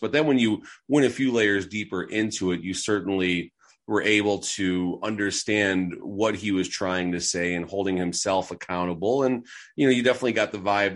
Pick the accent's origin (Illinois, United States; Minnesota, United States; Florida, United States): Illinois, United States; Chicago; moved away as an adult; now in Las Vegas, United States; I'm originally from Chicago